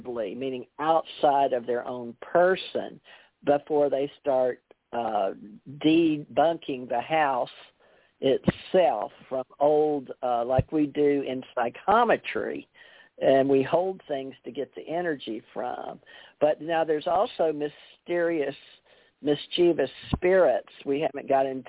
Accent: the South, United States; we said Jung because, you know, we're from the South

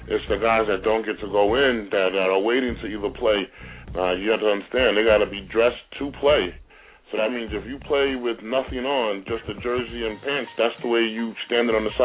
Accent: Brentwood, New York, United States; moved away as an adult; also born or lived in Atlanta, Georgia / Green Bay, Wisconsin; I'm from Brentwood

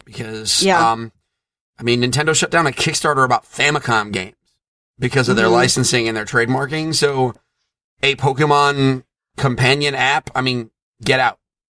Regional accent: Connecticut, United States; I'm from Connecticut

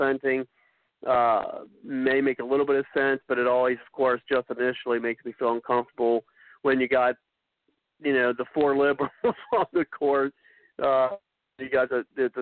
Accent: Ohio, United States; I'm from Ohio

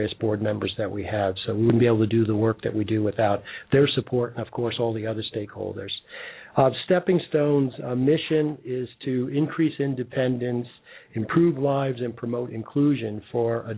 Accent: New York City, New York, United States; also born or lived in Queens / Canada; now in Cincinnati, United States; I was born in Brooklyn

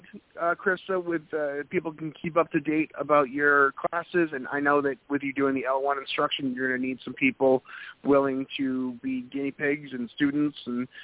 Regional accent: New England, United States; I'm from New England, and I'm more than familiar with snowsuits

